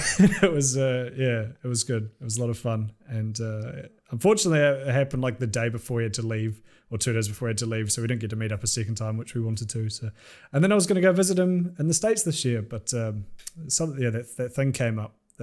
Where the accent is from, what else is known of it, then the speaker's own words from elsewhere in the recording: New Zealand; which I'm not from Auckland and I don't like Auckland. But like down where I'm from and like bumfuck nowhere, those things just don't exist.